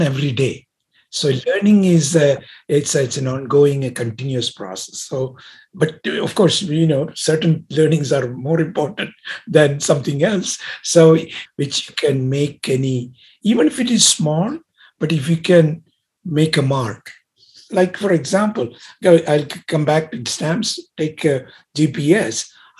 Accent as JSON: {"language": "English", "country": "India", "also_born_or_lived": "Pasadena, California", "moved": "as an adult", "lives_now": "United States", "said": "I come from originally from India, and I came actually in 1967."}